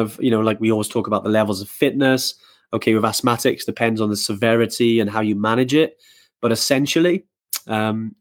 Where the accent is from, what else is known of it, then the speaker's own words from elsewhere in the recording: Wales, United Kingdom; obviously I'm from Wales